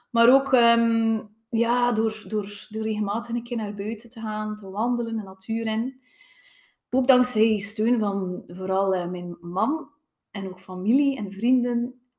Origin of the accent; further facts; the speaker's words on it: Tielt, Flanders, Belgium; Uh, eh, ik ben afkomstig van Tielt.